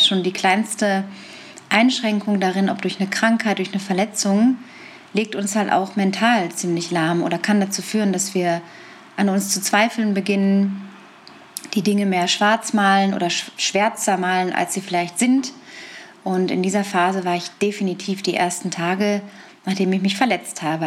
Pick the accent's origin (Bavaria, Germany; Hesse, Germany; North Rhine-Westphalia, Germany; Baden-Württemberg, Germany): North Rhine-Westphalia, Germany; Lippstadt; in Lippstadt, in meiner Heimatstadt in Westfalen